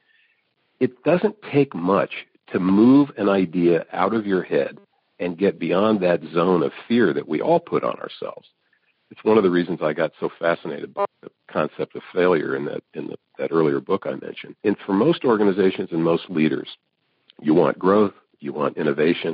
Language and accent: English; Evansville, Indiana, United States; moved away; I grew up in Evansville, Indiana